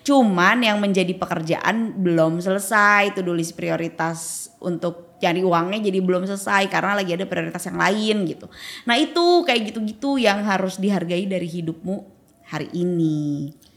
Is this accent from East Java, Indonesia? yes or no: no; Bandung, West Java, Indonesia; moved away as an adult; now in Jakarta, Indonesia; sebagai orang Bandung